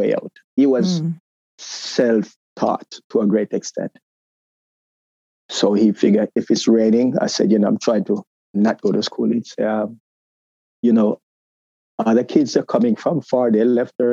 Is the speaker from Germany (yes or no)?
no; Jamaica; moved away as an adult; now in United States; growing up in Jamaica, I think I found my identity